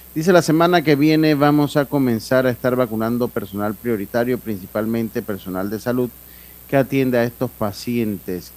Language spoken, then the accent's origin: Spanish; Panama